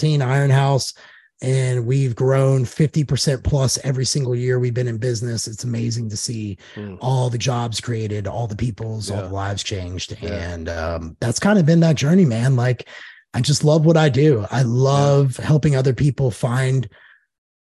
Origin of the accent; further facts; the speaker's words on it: Knoxville, Tennessee, United States; moved away as an adult; also born or lived in Joplin, Missouri; now in Nashville, United States; I'm from Knoxville, Tennessee. I was born in Joplin, but grew up in Knoxville